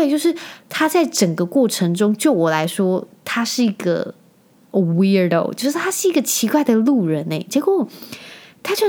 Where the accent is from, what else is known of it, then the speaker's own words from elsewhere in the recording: Penghu County, Taiwan; 我那时候小时候啊，我就是住在澎湖，